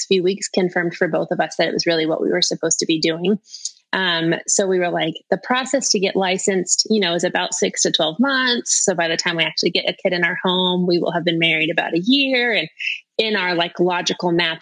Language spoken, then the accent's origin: English; Las Vegas, Nevada, United States; I'm from Las Vegas